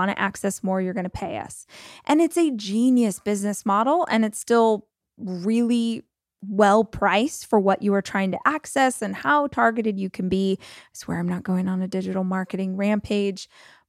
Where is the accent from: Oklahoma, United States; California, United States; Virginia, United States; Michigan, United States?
Oklahoma, United States; Oklahoma City; And I sell it in my hometown of Oklahoma City and this is what I do.